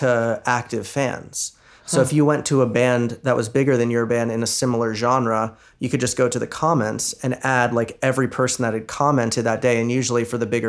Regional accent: Virginia, United States; moved away as an adult; now in Los Angeles, United States; I'm originally from Virginia. I lived there most of my life. I went to college there and I had a band there. And then I've been in LA for almost 9 years now doing music

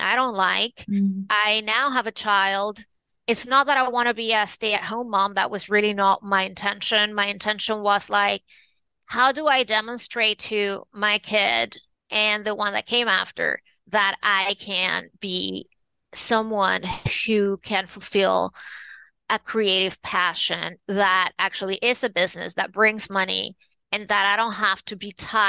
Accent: Venezuela; moved away; also born or lived in New York City; I was born and raised in Venezuela in South America.

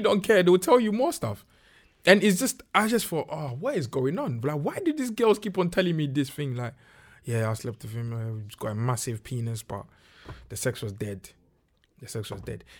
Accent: Ghana; moved away; when I was growing up in Ghana

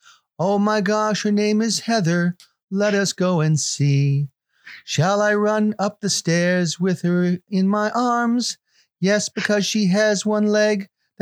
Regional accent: Liverpool, North West England, United Kingdom; is a song. So this is about growing up in Liverpool.

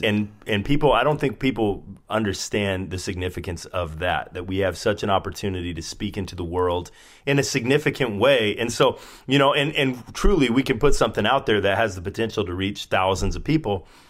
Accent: Spokane, Washington, United States; moved away as an adult; now in San Diego, United States; I was from Spokane, where you live, and I moved to San Diego

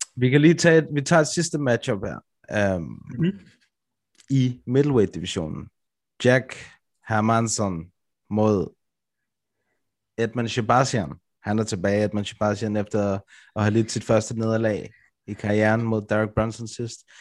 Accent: Brøndby, Capital Region of Denmark, Denmark; det sted, hvor jeg kommer fra

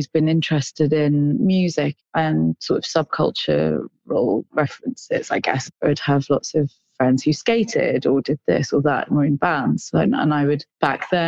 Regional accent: Midlands, United Kingdom; now in London, United Kingdom; I'm Indian, I was growing up in the Midlands in England

